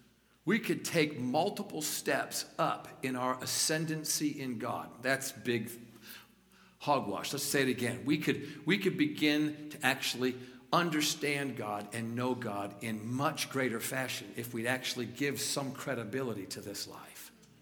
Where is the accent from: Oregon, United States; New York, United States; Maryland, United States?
New York, United States; Because I'm a New Yorker. Come on, somebody. You got to fold it, let it drip a little bit, and then eat it.